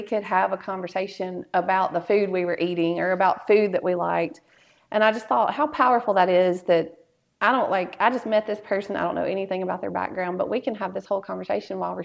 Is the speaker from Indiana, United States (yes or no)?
no; Ripley, Mississippi, United States; moved away as an adult; also born or lived in Jackson, Mississippi / Birmingham, Alabama; now in Tupelo, United States; I was born in Tupelo, but I grew up in Ripley.